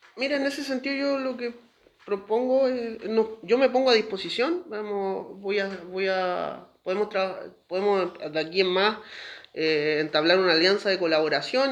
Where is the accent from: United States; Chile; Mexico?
Chile; Valparaíso; yo nací en el Hospital Van Buren, me atiendo en el Cefam Reina Isabel